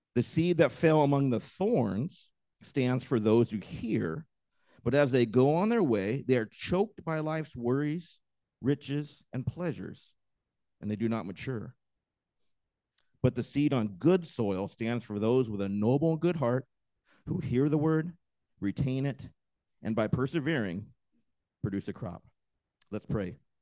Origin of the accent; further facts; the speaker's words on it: Washington, United States; moved away; I grew up in Washington, and there are just trees everywhere